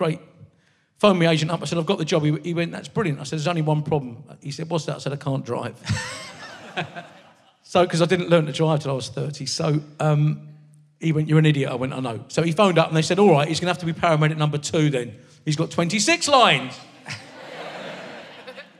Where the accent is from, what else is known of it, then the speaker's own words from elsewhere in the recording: Maidstone, South East England, United Kingdom; I'm a Maidstone boy, so I've always been. I was born in Kent, raised in Kent. I still live in Kent